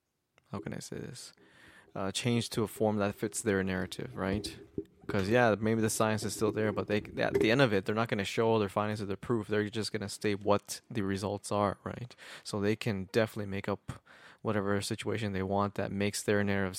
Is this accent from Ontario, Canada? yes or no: yes; Kitchener, Ontario, Canada; also born or lived in Mexico; Canadian, born in Mexico, raised in Canada